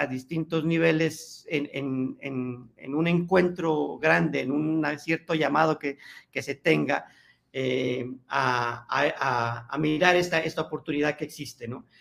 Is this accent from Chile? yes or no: no; Colombia